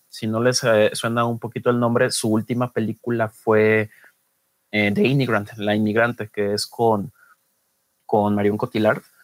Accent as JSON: {"language": "Spanish", "town": "Guadalajara", "region": "Jalisco", "country": "Mexico", "said": "soy eh, tapatío, vivo aquí en, en Guadalajara"}